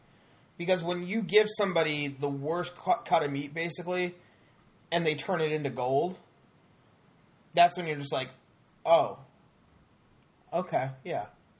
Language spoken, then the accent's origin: English; Kansas City, Missouri, United States; But I'm from Kansas City, so you're all good, wrong.